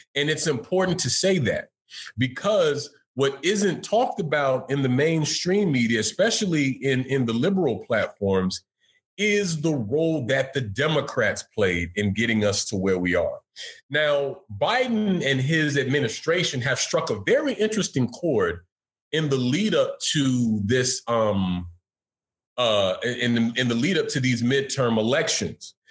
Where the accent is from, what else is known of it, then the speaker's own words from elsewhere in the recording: Florida, United States; my home state of Florida